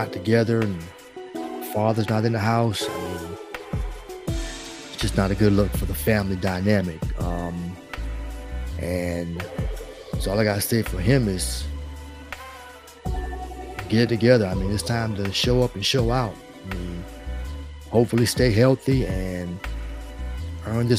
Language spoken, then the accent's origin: English; North Carolina, United States; I'm from North Carolina